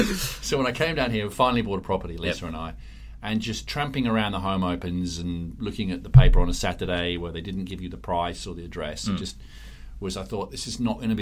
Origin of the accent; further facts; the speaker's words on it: England, United Kingdom; accent: English; moved away as an adult; also born or lived in Singapore; now in Australia; probably tell from my strange accent, listeners, that I'm English originally, although when I go back to England, they go, "You sound so Aussie." And when I'm here, they go, "You're such a pom." But I was born in England